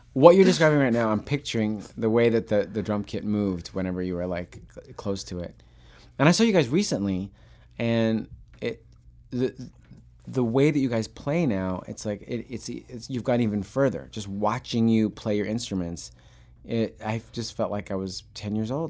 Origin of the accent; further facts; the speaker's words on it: Long Island, New York, United States; I grew up on Long Island